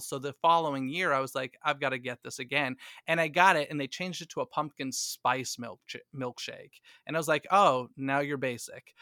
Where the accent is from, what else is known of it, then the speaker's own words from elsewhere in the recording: East Coast, United States; now in Los Angeles, United States; growing up in the East Coast, Walt Disney World was definitely my home park